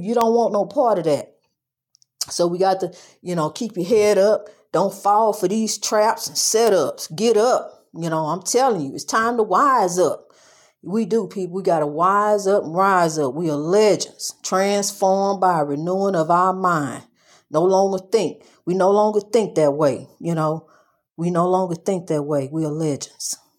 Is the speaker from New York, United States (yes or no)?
no; East St. Louis, Illinois, United States; my hometown, East Saint Louis.